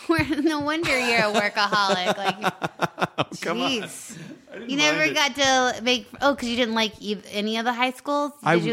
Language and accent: English; Longmont, Colorado, United States; By Boulder, Longmont.